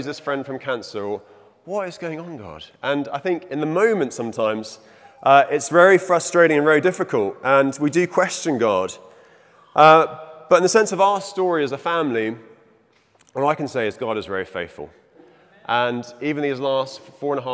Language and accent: English; Zimbabwe; moved away; also born or lived in England; I was born in Zimbabwe. It's in my blood. My father was born in Zimbabwe